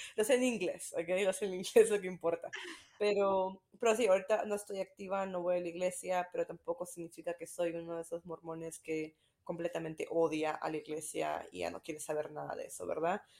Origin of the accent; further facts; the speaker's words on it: Peru; also born or lived in Utah; now in Greenville, United States; soy de Perú. Estoy ahorita viviendo en Greenville, South Carolina, pero mi familia vive en Utah